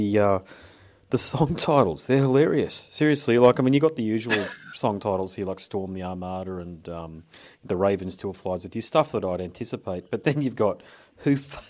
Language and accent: English; Australia; being Australian